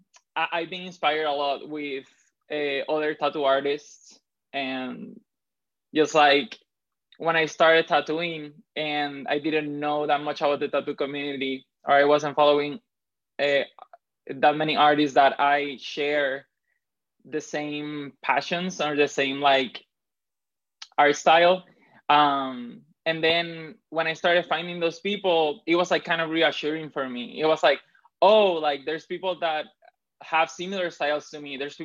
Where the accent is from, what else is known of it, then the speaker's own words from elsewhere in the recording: Puerto Rico; also born or lived in Dominican Republic; I grew up in the Caribbean. I grew up between Puerto Rico and Dominican Republic. I did basically my whole elementary school in Dominican Republic.